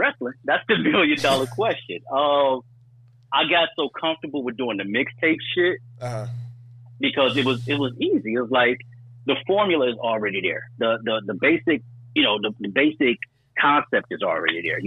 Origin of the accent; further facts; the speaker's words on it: Detroit, Michigan, United States; I was born and raised on the east side of Detroit, Coney Garden